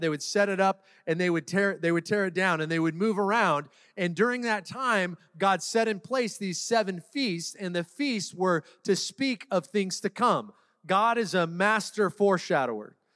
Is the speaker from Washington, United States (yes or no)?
yes; Seattle, Washington, United States; now in Orange County, United States; I'm born and raised in Seattle, Washington